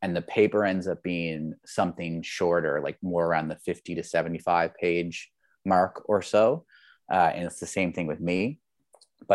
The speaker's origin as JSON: {"language": "English", "town": "Labrador City", "region": "Newfoundland and Labrador", "country": "Canada", "tie": "born or raised there", "said": "So like I grew up in Labrador City, or Labrador West, in Newfoundland, Labrador. Most people don't know where that is, but it's basically farther east and north of Quebec."}